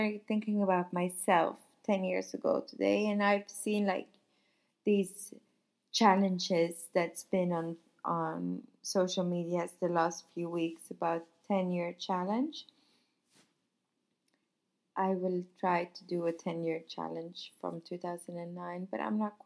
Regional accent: Sweden; also born or lived in Paris, France; now in Nice, France; I'm from Sweden. I used to live in Paris. Now I live here and I work here.

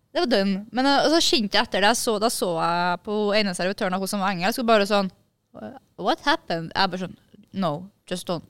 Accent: Kristiansund, Møre og Romsdal, Norway; moved away; Det var hjemme i Kristiansund

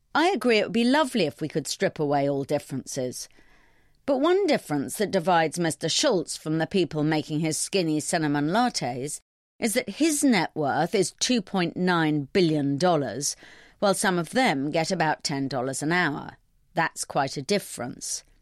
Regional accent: London, United Kingdom; I'm a Londoner

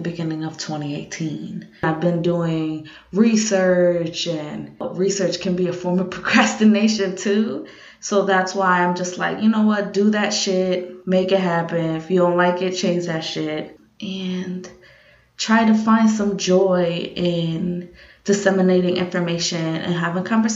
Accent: New York, United States; living in New York and being a New Yorker

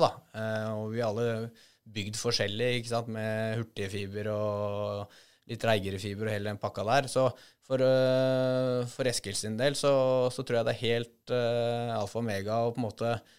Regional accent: Norway; her hjemme i Norge

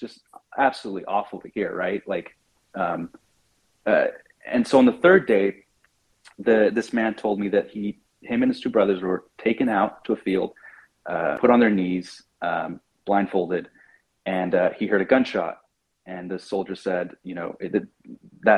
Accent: United States; I'm an American journalist

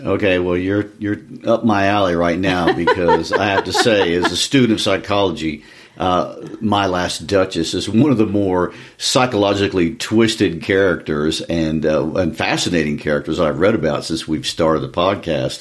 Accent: United States; I'm an American

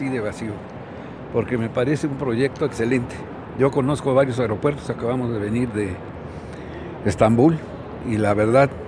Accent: Tultepec, State of Mexico, Mexico; yo vengo de Tulte, te digo, me, rápido llego.

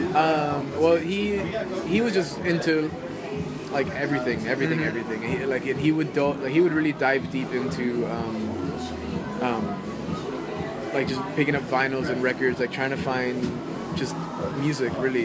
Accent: Miami, Florida, United States; growing up in Miami

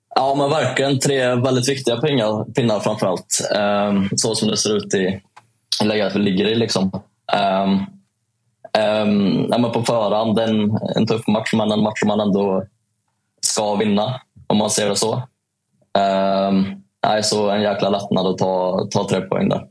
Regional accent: Säffle, Värmland, Sweden; accent: Värmland dialect; moved away; en liten kille som kommer från Säffle

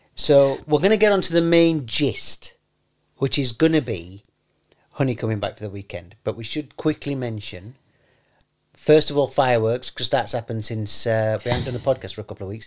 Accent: London, United Kingdom; I'm from London.

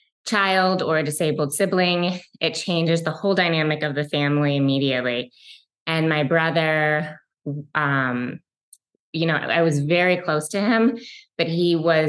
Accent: Detroit, Michigan, United States; I grew up in a suburb of Detroit, Michigan. I'm a Michigan girl and I still live in Detroit, Michigan

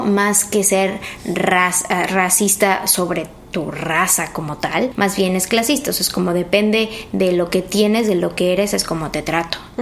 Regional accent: Mexico City, Mexico; first language Spanish; moved away as an adult; now in United States; yo nací y crecí en México, en la Ciudad de México

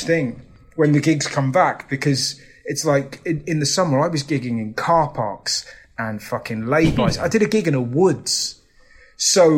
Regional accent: England, United Kingdom; as an Englishman

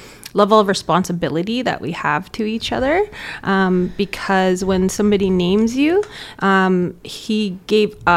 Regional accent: Fort St. John, British Columbia, Canada; I was born and raised here in Fort St. John.

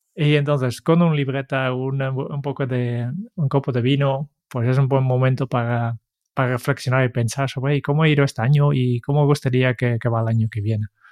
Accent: Netherlands; Spanish is a second language; now in Spain; soy, holandés y en Holanda siempre se ha enviado bastante más postales de Navidad

